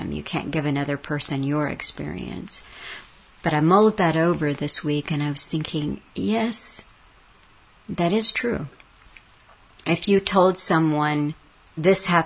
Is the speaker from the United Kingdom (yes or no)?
yes; Scotland, United Kingdom; now in Ireland; Like Alan, I was brought up in Scotland before I moved to my beloved Ireland